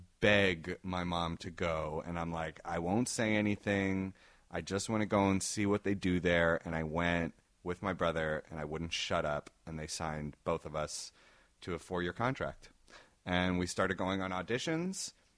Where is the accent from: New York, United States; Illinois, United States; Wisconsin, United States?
New York, United States; New York City; also born or lived in Israel; In New York City. That's where I grew up. Yeah. I was born in Israel and then moved.